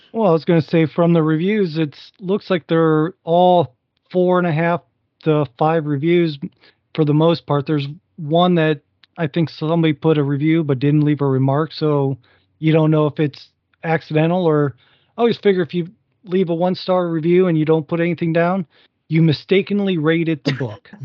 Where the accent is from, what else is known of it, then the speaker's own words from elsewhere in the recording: Northwest Ohio, United States; I grew up in Northwest Ohio